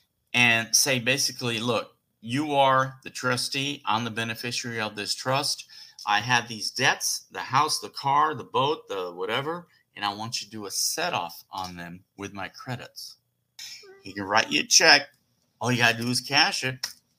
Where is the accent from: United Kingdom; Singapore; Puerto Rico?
Puerto Rico; also born or lived in New York City; So they moved to Puerto Rico. And that's where I lived till they got divorced. I think I was like 4 or 5.